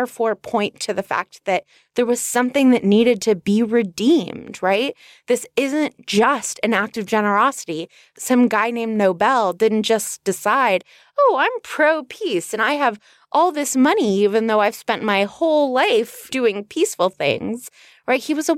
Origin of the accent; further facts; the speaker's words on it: Los Angeles, California, United States; also born or lived in Northridge; Casper, as you know, I grew up on the North Ridge of the San Fernando Valley in Los Angeles, California. The town was called Northridge, very creative.